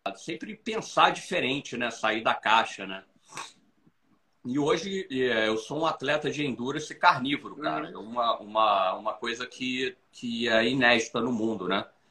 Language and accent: Portuguese; Brazil; now in Florida, United States; eu sou brasileiro, moro aqui